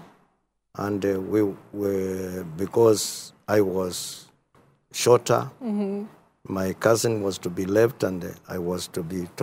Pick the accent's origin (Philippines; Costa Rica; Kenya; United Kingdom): Kenya; Mwala, Machakos County; born there; as you have heard. I was born in Machakos County, in Mwala sub-county, beyond location, 1949.